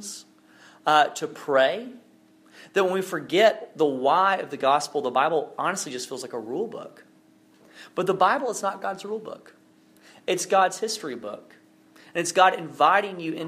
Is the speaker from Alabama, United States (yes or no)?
yes; Alabama, United States; now in North Carolina, United States; worked in my home state of Alabama